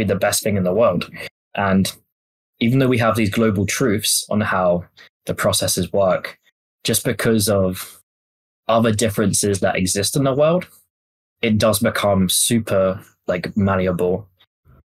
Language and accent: English; England, United Kingdom; I grew up in England